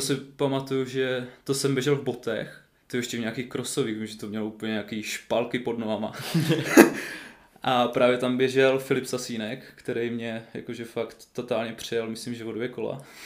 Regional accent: Svitavy, Pardubice Region, Czechia; moved away; also born or lived in Brno; jsem vlastně ze Svitav, takže v okolí Svitav

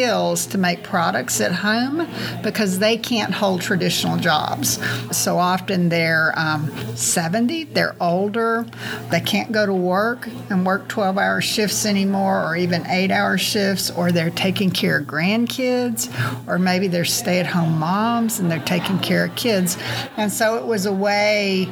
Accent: Springdale, Arkansas, United States; I'm from Springdale

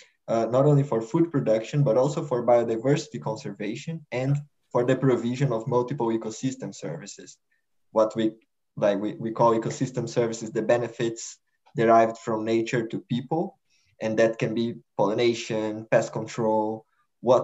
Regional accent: Brazil; moved away as an adult; now in Netherlands; I am a researcher at Wageningen University, but I'm originally from Brazil

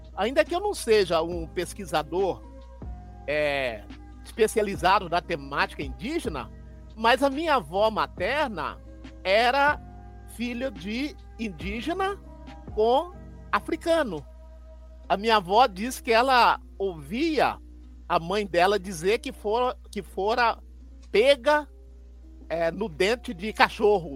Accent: Lavras, Minas Gerais, Brazil; desde a minha infância, no interior de Minas, eu sou nascido em Lavras, sul de Minas Gerais.

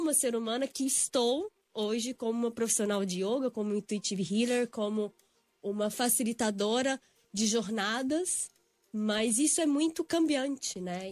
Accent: Belo Horizonte, Minas Gerais, Brazil; moved away as an adult; also born or lived in São Paulo; eu sou de Belo Horizonte, né? Fiz a faculdade aqui na PUC São Paulo

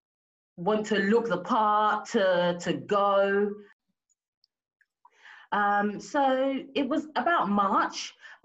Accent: Nigeria; I'm Nigerian, I'm Yoruba

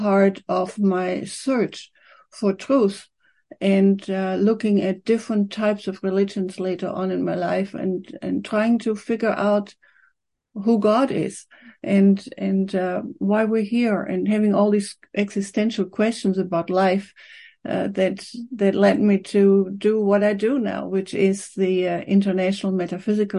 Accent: Aachen, North Rhine-Westphalia, Germany; moved away as an adult; also born or lived in Cologne; now in Victoria, Canada; I was born in Germany in a town called Aachen

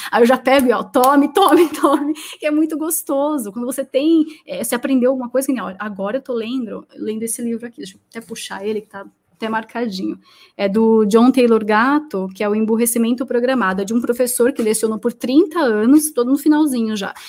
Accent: Brazil; eu sou da Zona Leste

